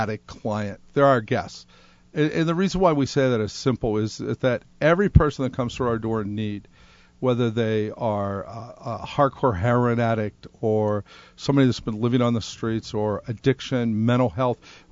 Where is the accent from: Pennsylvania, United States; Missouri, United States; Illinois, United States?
Pennsylvania, United States; Pittsburgh; moved away as an adult; also born or lived in upstate New York; now in Rhode Island, United States; I'm from Pittsburgh, Pennsylvania, upstate New York.